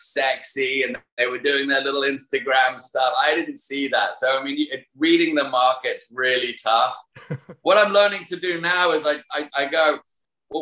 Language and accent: English; United Kingdom; moved away; Being a Brit